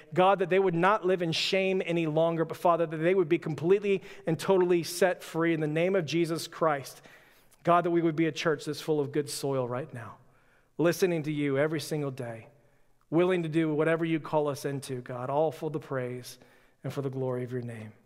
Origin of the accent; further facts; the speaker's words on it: Texas, United States; also born or lived in Florida; I was born in Florida, quickly moved to Texas, uh, my first year